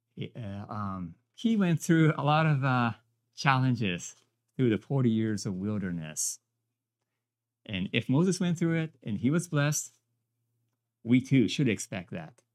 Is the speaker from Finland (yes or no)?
no; Japan; moved away as an adult; now in United States; I came from Japan